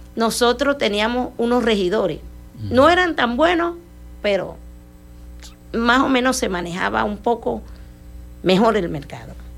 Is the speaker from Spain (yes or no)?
no; Colombia; now in Maracaibo, Venezuela; Yo soy una mujer que llegué aquí, soy emigrante porque colombiana